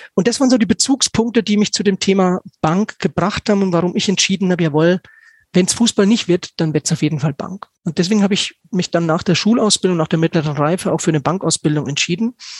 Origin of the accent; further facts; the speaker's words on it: Stockheim, Bavaria, Germany; in Stockheim, in meinem Heimatort